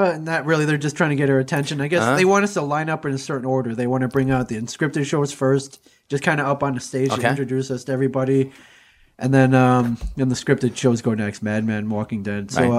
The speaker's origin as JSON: {"language": "English", "region": "Michigan", "country": "United States", "said": "I heard you're also from Michigan, and she lights up."}